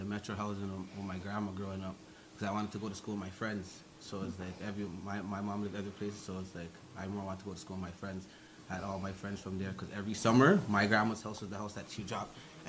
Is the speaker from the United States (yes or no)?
no; Toronto, Ontario, Canada; Went to high school, Kipling.